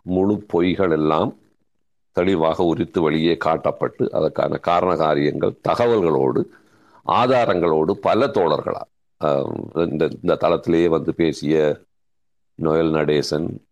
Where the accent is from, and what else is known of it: Sri Lanka